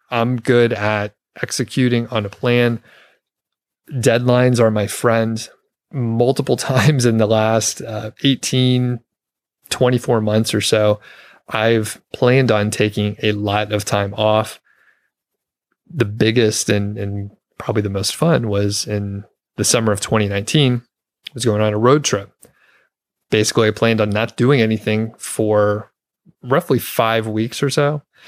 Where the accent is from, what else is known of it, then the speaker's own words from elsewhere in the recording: Atlanta, Georgia, United States; moved away as an adult; also born or lived in Bozeman, Montana; now in Longmont, United States; I'm from the Atlanta area, Atlanta, Georgia, the suburbs.